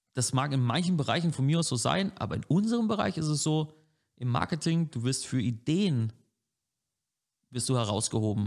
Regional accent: Franconia, Germany; als Franke

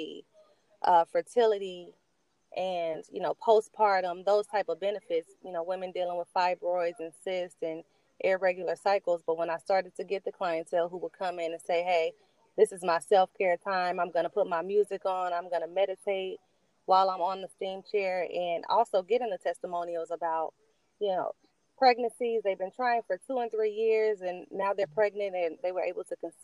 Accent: Charlotte, North Carolina, United States; also born or lived in Cincinnati, Ohio; I'm originally from Charlotte

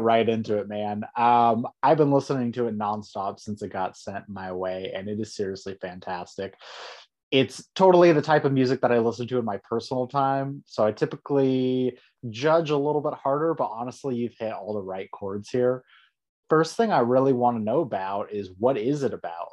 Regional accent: San Diego, California, United States; also born or lived in Rancho Bernardo / Escondido; That's my hometown

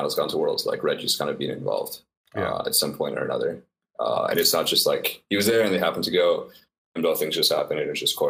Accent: Calgary, Alberta, Canada; I'm from Calgary, Canada

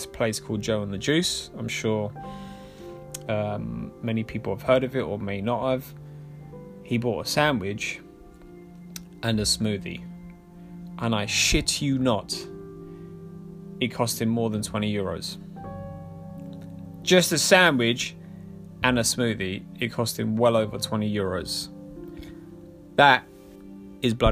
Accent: London, United Kingdom; I'm from London.

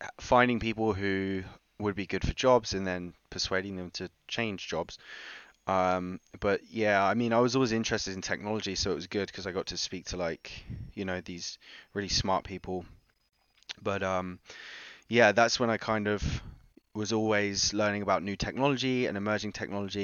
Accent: United Kingdom; also born or lived in New York; I grew up just outside of London, in a pretty shit neighborhood

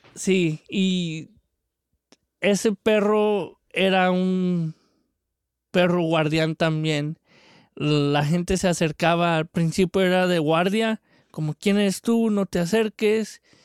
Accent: Mexico; de chico yo tuve en México tuvimos varios perros de mis tíos

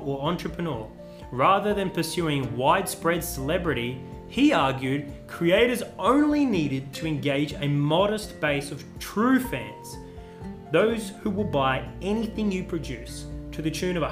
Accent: Australia; As a Australian

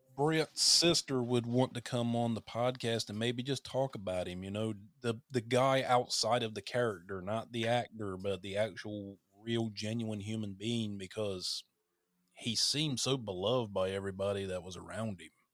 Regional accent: North Carolina, United States; accent: Southern; moved away as an adult; now in Hawaii, United States; I'm from North Carolina

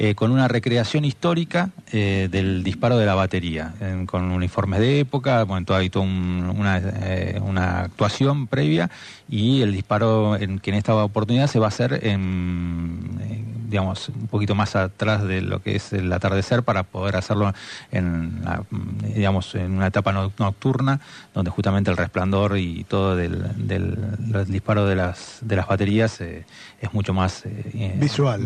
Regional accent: Buenos Aires Province, Argentina; como argentinos

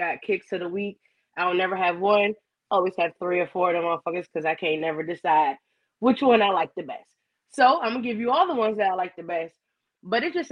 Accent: New York City, New York, United States; moved away as an adult; also born or lived in Atlanta, Georgia; now in Louisiana, United States; Initially, I'm from Brooklyn, but I lived in Atlanta for 14 years. So I did all my 20s and shit out there.

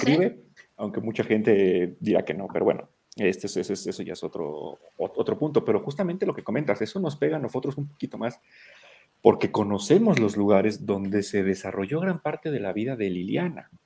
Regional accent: Mexico; todos los que somos mexicanos, que vivimos en México

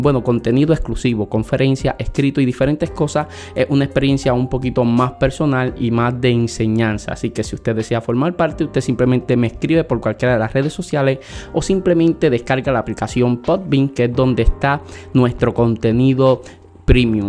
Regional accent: Santa Isabel, Puerto Rico; Yo soy del pueblo de Santa Isabel, área sur de la isla

